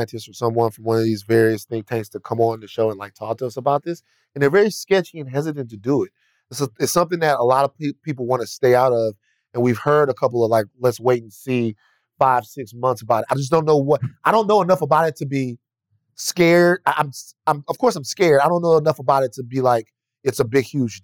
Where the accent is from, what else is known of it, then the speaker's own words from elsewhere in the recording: Baton Rouge, Louisiana, United States; now in Los Angeles, United States; I'm from Baton Rouge